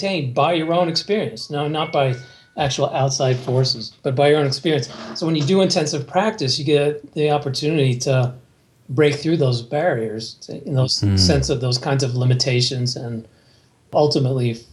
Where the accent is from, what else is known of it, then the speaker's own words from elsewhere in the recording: New Jersey, United States; I was raised in New Jersey, near, very close to New York City